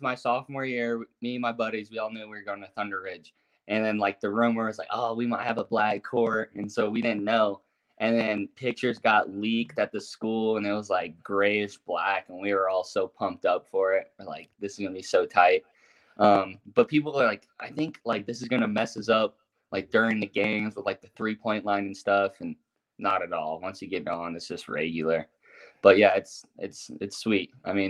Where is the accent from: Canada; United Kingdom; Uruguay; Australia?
Uruguay; also born or lived in Las Vegas, United States / St. George, United States; I was born in Vegas. I moved to St. George, and I lived there for 5 years until I was 7. And then we moved to Uruguay. Just because my dad bought land out there. And so I was out in South America, always playing soccer.